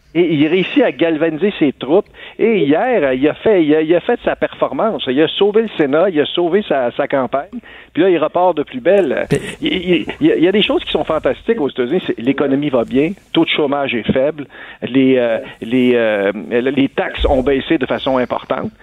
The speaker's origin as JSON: {"language": "French", "country": "Canada", "said": "chez nous au Canada"}